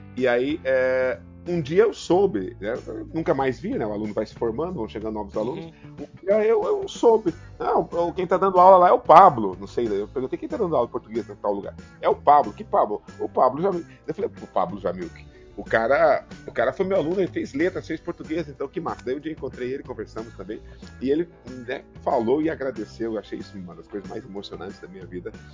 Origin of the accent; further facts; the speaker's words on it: São Miguel do Oeste, Santa Catarina, Brazil; also born or lived in Rio Grande do Sul; now in Paraná, Brazil; Sou natural de São Miguel do Oeste, Santa Catarina.